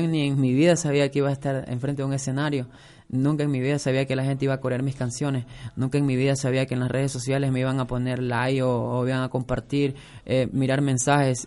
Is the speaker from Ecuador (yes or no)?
yes; Coast, Ecuador; los dos somos costeños